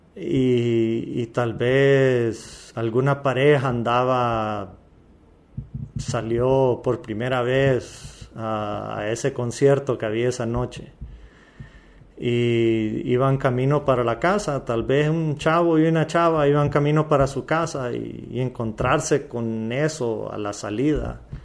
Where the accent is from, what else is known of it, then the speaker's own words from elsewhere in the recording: Valle de Ángeles, Francisco Morazán, Honduras; Yo soy de Valle de Ángeles, un pueblo lindo.